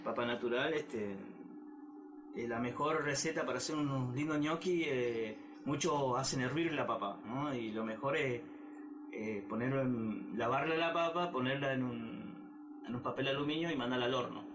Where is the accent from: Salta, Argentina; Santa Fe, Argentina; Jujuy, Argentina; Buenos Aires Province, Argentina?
Salta, Argentina; yo soy de Salta Capital